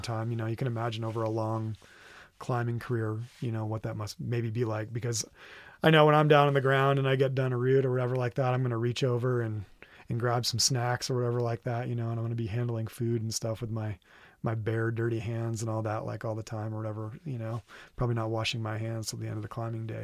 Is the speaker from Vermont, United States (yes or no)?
yes; Vermont, United States; now in Red Rock, United States; I'm from Vermont originally